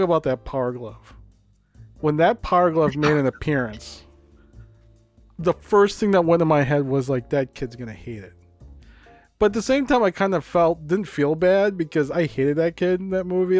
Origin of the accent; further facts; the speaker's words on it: Hopkins, United States; I grew up in Hopkins